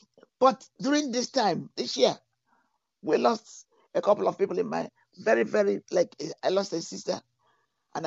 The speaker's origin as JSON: {"language": "English", "country": "Nigeria", "moved": "yes", "lives_now": "Europe", "said": "I'm from Nigeria"}